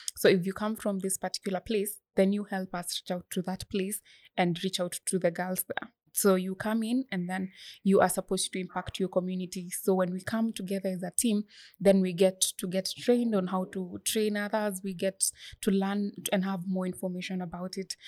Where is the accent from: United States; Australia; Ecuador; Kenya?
Kenya; Bomet County; I come from Bomet County